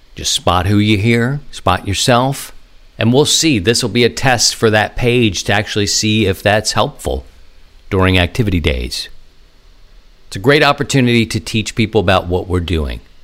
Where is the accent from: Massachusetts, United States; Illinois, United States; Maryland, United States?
Maryland, United States; my home state of Maryland